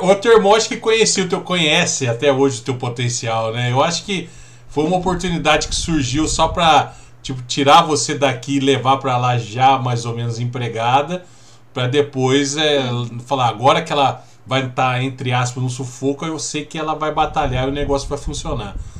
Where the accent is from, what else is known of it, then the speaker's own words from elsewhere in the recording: São José do Rio Pardo, São Paulo, Brazil; also born or lived in Araraquara; Eu nasci em Araraquara, com acho que mais ou menos uns dois ou três anos eu mudei para São José estou aqui até hoje